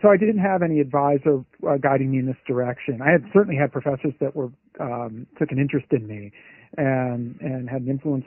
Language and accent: English; Silicon Valley, Bay Area, California, United States; I grew up in Silicon Valley